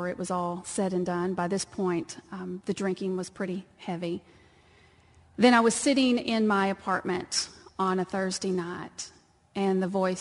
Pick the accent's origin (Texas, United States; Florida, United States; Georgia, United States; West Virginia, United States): Texas, United States; born or raised there; accent: twang; moved away